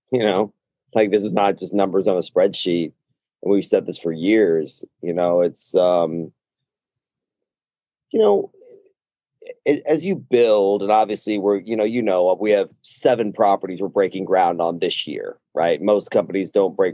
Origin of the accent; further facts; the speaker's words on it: Austin, Texas, United States; also born or lived in Dallas, Texas / San Antonio, Texas; I'm born and raised here. I mean, I was born at Seton Hospital, you know, in Austin, and this is home. I mean, I went to middle school and high school in Dallas